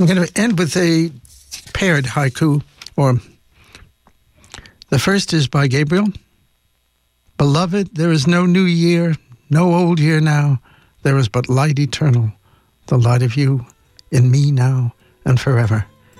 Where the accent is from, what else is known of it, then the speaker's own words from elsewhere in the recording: Ireland; Unfortunately, I cannot read the Irish, and I should be ashamed of myself as an Irish person.